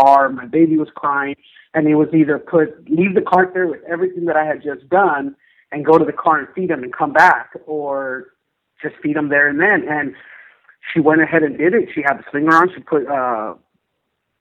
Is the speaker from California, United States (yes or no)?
yes; Orange County, Southern California, United States; moved away; I'm originally from Southern California. I grew up in Orange County